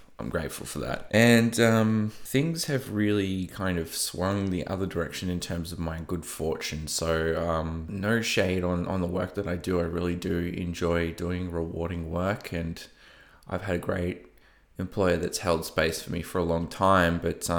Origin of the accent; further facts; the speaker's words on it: Melbourne, Victoria, Australia; accent: Australian; So I live in Melbourne, in Australia, if you can't tell by my slightly broken accent, or I don't know, maybe, maybe not. I've lived halfway across the East Coast, so I've probably picked up a bit here and there.